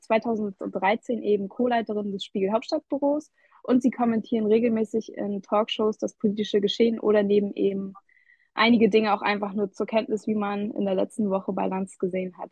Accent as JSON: {"language": "German", "region": "East Germany", "country": "Germany", "said": "wir kommen beide aus dem Osten"}